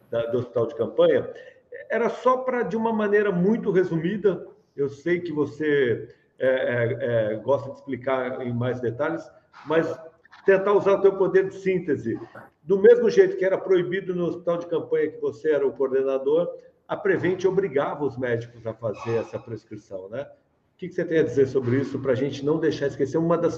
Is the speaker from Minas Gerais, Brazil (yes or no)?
no; São Paulo, Brazil; eu fui do Braz o resto da vida.